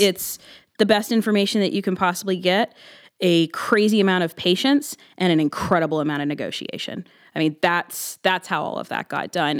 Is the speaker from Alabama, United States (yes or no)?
no; Columbus, Ohio, United States; I was born in Columbus. I've lived in Columbus my entire life